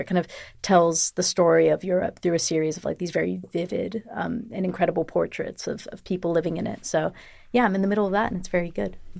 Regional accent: United States; moved away as an adult; now in United Kingdom; being an American citizen

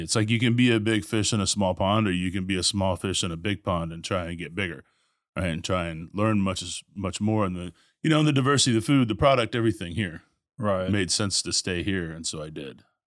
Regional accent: Tulsa, Oklahoma, United States; also born or lived in Nebraska; now in Houston, United States; born in Nebraska, grew up in Tulsa, um, ended up in Houston in '95

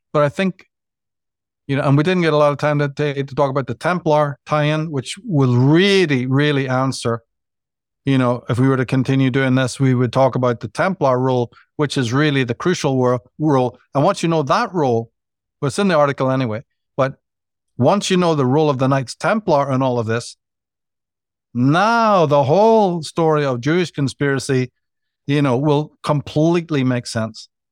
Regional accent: Northern Ireland, United Kingdom; growing up in Northern Ireland

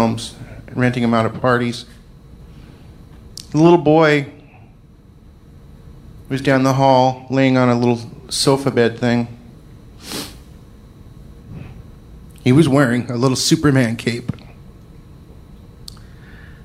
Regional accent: Scotland, United Kingdom; I'm Scottish

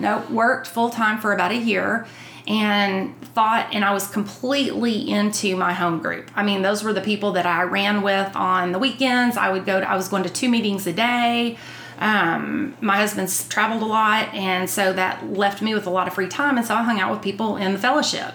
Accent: Texas, United States; I grew up outside of Fort Worth on Eagle Mountain Lake

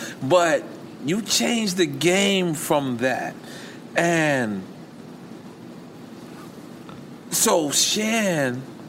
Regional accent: New York City, New York, United States; I'm just from Queens

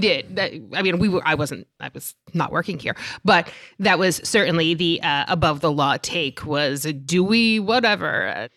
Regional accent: New York City, New York, United States; I'm from Staten Island

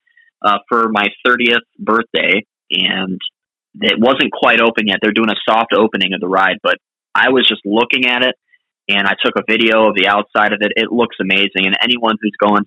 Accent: Clearwater, Florida, United States; also born or lived in Boston / Nashville; going to fish with my dad on the pier in Clearwater where I grew up

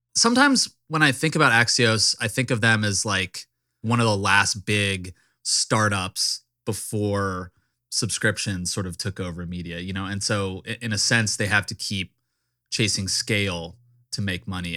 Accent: Richmond, Virginia, United States; Richmond, my hometown

